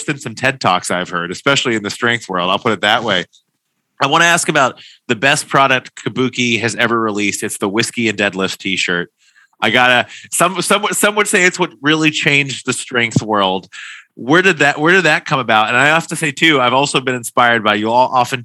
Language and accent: English; Kentucky, United States; moved away; I'm from Kentucky originally